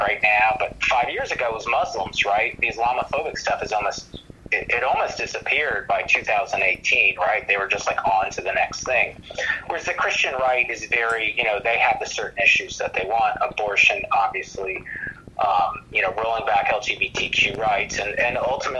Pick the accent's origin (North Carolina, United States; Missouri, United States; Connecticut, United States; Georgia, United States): Georgia, United States; I grew up in Georgia.